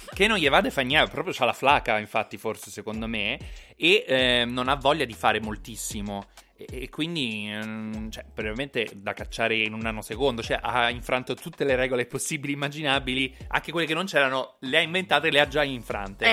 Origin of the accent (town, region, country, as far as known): Rome, Lazio, Italy